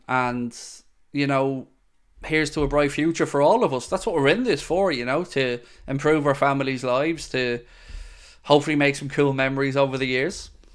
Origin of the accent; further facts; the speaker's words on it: Ireland; I'm Irish